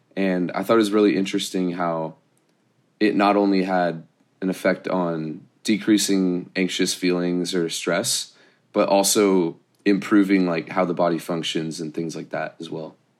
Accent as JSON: {"language": "English", "town": "Irvine", "region": "California", "country": "United States", "tie": "born or raised there", "said": "I grew up in Irvine"}